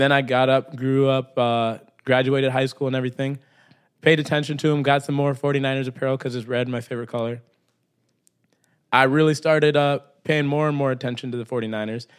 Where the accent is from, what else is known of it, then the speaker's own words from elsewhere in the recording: Brainerd, Minnesota, United States; I grew up in Minnesota